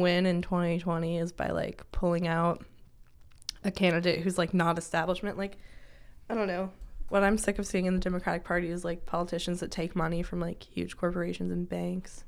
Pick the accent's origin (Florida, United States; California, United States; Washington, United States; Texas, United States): Washington, United States; moved away as an adult; now in Kentucky, United States; my hometown, I live in, like, the rural part of Washington